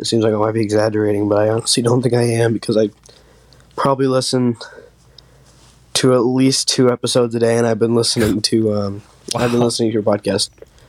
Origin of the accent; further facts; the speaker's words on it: North Andover, Massachusetts, United States; I'm from North Andover, Massachusetts. I'm 13 years old